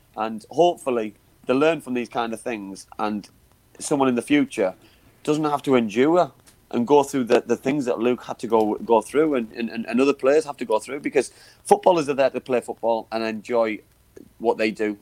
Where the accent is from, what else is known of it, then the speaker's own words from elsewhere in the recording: Middlesbrough, North East England, United Kingdom; I was playing for my hometown club at the time